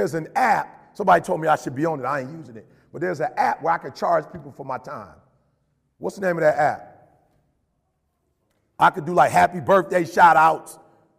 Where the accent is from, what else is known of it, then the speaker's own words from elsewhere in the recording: Detroit, Michigan, United States; also born or lived in Chicago; You know how many dudes I grew up in Detroit on the block and Chicago on the block that could talk?